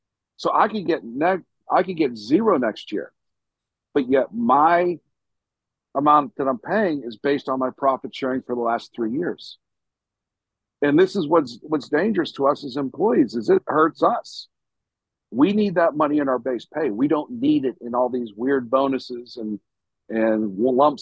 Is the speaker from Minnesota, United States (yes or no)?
no; Pittsburgh, Pennsylvania, United States; now in Parma, United States; I'm from Pittsburgh